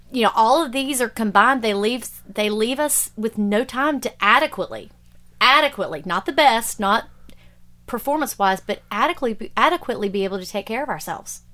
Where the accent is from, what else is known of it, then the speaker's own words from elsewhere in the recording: Alabama, United States; I grew up down here in Alabama